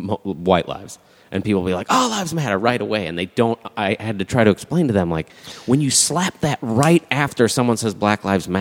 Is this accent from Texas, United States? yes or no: no; Hammond, Indiana, United States; I was born in St. Margaret's Hospital in Hammond, Indiana, which is really close to the border of Illinois, Indiana.